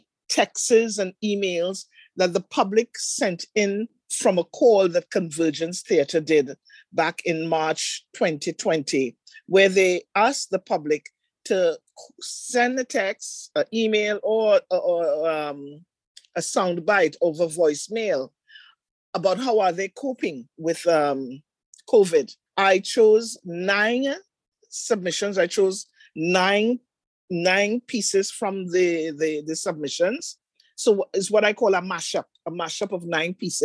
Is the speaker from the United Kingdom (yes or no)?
no; Trinidad & Tobago; moved away as an adult; now in Toronto, Canada; I am originally from Trinidad and Tobago, settled here in Toronto for the last 22 years already.